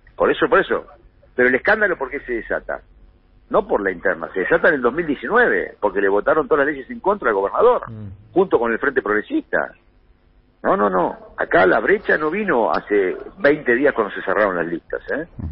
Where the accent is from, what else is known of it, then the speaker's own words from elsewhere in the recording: Buenos Aires Province, Argentina; also born or lived in Santa Fe; soy un bonaerense